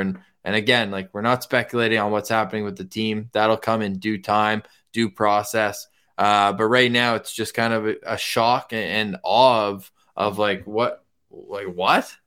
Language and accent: English; Ottawa, Ontario, Canada; growing up in Ottawa